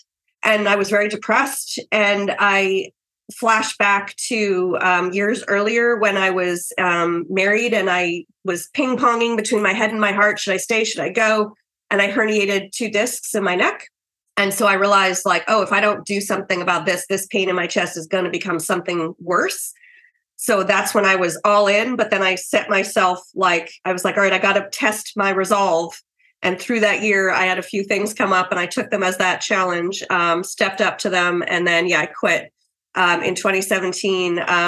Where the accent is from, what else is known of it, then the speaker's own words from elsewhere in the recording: New York, United States; moved away as an adult; I'm a New Yorker